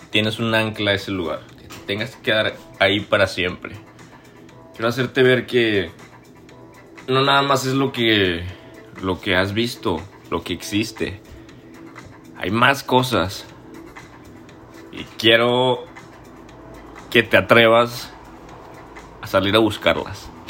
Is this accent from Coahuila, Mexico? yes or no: yes; Torreón, Coahuila, Mexico; now in Toronto, Canada; Tengo 24 años, soy lagunero, soy de Coahuila, norteño, orgullosamente del norte, cabrón pero sobre todo soy mexicano, así como tú y como muchas personas que espero nos estén escuchando el día de hoy. Actualmente vivo en Toronto, Canadá.